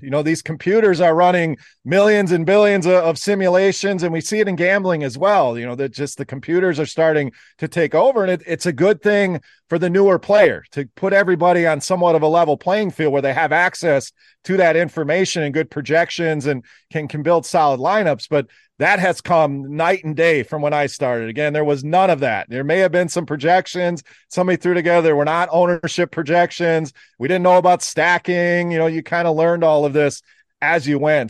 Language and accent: English; Wisconsin, United States; now in Michigan, United States; I actually live in the Michigan area, born and raised in Wisconsin, so still a cheesehead